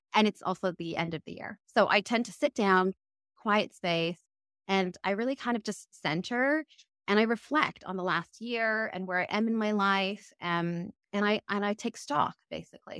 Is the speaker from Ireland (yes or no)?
no; Canada; moved away as an adult; also born or lived in London, United Kingdom / Cambridge, United Kingdom; now in United Kingdom; I'm originally from Canada, but I actually live in the U K